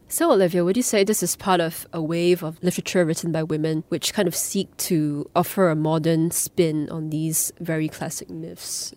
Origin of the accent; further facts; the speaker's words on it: Singapore; as a Singaporean, as an Asian